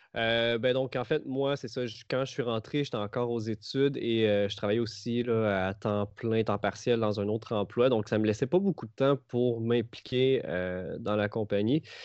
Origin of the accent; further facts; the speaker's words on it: Trois-Rivières, Quebec, Canada; moved away as an adult; now in Montreal, Canada; Je viens de Trois-Rivières